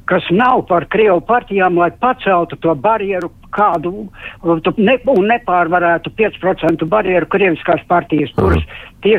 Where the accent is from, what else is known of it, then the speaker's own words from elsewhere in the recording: Riga, Latvia; Jā, es, es esmu rīdziniece.